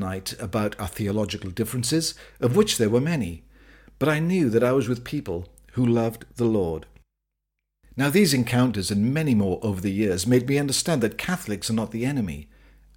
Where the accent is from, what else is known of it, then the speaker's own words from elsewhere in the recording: Wales, United Kingdom; When I was growing up in Wales, our family were members of the local Pentecostal church